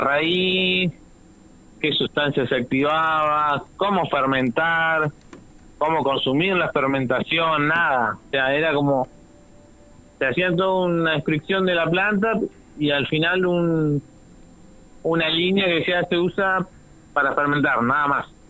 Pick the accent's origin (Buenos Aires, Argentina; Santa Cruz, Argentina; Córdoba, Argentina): Buenos Aires, Argentina; now in Chubut, Argentina; yo soy de Buenos Aires, de chico siempre tuvimos huertas